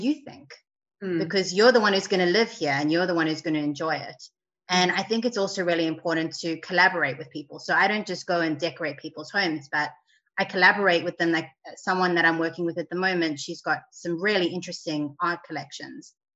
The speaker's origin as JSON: {"language": "English", "country": "South Africa", "tie": "born or raised there", "moved": "yes", "lives_now": "Sydney, Australia", "said": "growing up in South Africa, we had people who would make our beds for us"}